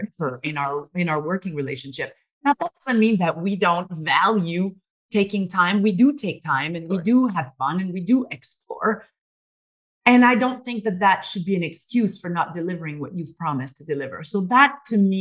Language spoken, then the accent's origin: English; Montreal, Quebec, Canada; now in British Columbia, Canada; we come from Montreal.